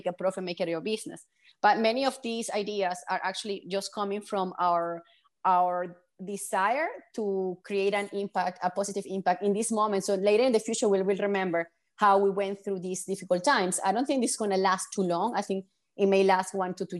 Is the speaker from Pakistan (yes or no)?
no; Venezuela; I'm from Venezuela